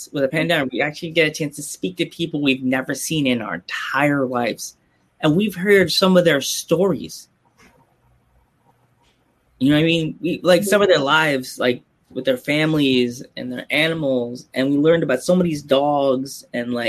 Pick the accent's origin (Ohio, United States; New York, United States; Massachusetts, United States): New York, United States; Long Island; now in Pennsylvania, United States; I'm from New York. I live in PA now, but I grew up in New York. I grew up in Long Island